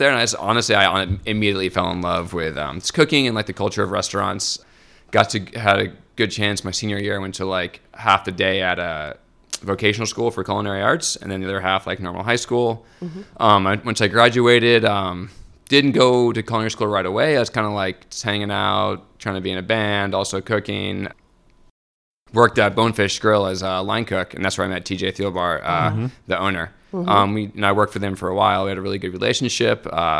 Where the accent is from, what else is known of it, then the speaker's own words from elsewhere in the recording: Palm Harbor, Florida, United States; I grew up in Palm Harbor area.